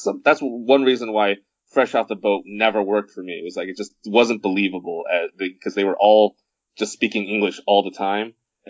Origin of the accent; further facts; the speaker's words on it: United States; mom, you know, like I'm American.